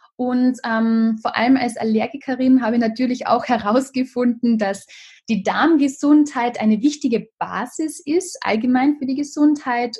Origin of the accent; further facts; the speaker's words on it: Carinthia, Austria; hier in Kärnten in meinem Heimatort